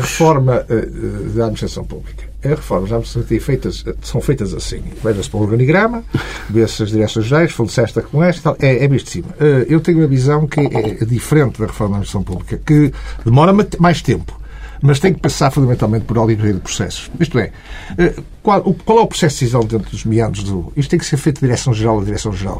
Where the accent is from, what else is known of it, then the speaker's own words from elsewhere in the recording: North, Portugal; Eu sou do Norte